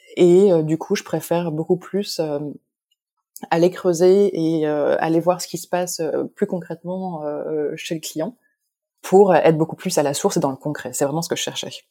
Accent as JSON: {"language": "French", "town": "Lille", "region": "Hauts-de-France", "country": "France", "tie": "born or raised there", "also_born_or_lived": "Mexico", "moved": "as an adult", "lives_now": "Paris, France", "said": "je suis originaire de Lille, de France"}